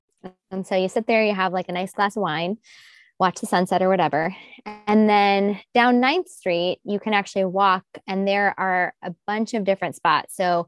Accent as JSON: {"language": "English", "region": "Midwest", "country": "United States", "said": "like from the Midwest, and I'm from the Midwest. I like Midwesterners."}